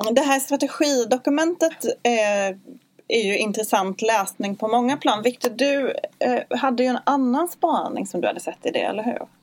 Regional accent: Skåne, Sweden; Jag har ju en mer dansk livsstil eftersom jag kommer från Skåne

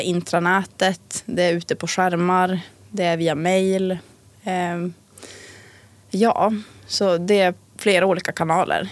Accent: Tärendö, Norrbotten County, Sweden; also born or lived in Umeå; now in Pajala, Sweden; jag kommer från Tärende från början

